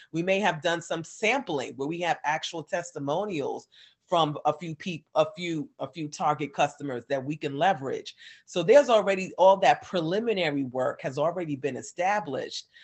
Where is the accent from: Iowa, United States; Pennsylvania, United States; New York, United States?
New York, United States; moved away as an adult; now in Atlanta, United States; I'm from New York originally, so all my family was in New York